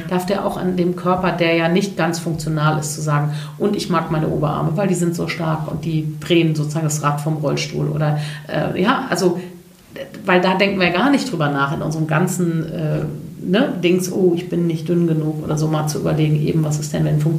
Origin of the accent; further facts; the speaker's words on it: Cologne, North Rhine-Westphalia, Germany; Ich bin ja Kölnerin, deswegen und .de e war einfach weg.